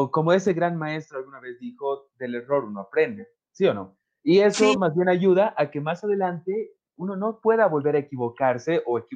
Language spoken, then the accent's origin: Spanish; Bolivia; yo soy boliviano por si acaso, sé que las personas nos están escuchando también, pero es como la hora boliviana.